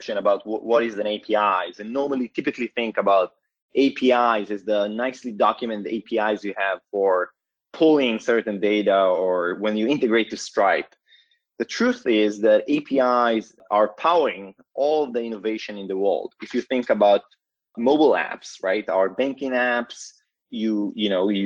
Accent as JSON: {"language": "English", "country": "Israel", "tie": "born or raised there", "moved": "as an adult", "lives_now": "Palo Alto, United States", "said": "I was born and raised in Israel, currently based out of Palo Alto, California"}